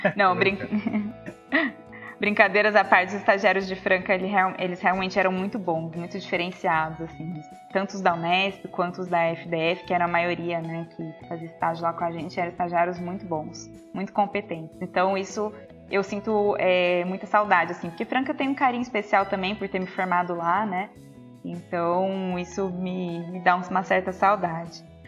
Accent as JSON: {"language": "Portuguese", "region": "Minas Gerais", "country": "Brazil", "said": "eu sou de Minas"}